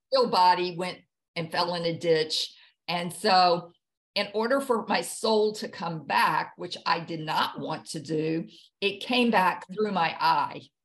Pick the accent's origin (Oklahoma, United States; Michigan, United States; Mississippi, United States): Mississippi, United States; Jackson; moved away as an adult; also born or lived in Hawaii; now in New Bern, United States; I grew up in Jackson, Mississippi